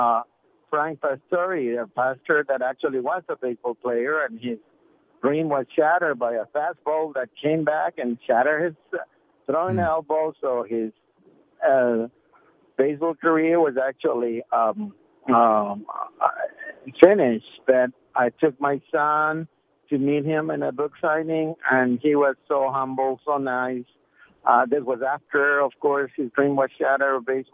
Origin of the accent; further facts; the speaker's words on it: Ecuador; now in San Clemente, United States; I'm originally from South America, a small town in Ecuador in South America